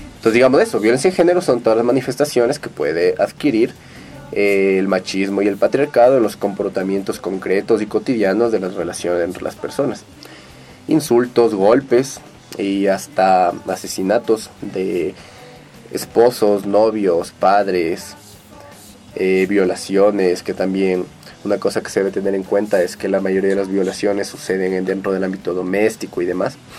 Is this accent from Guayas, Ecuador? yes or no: no; Quito, Pichincha, Ecuador; soy quiteño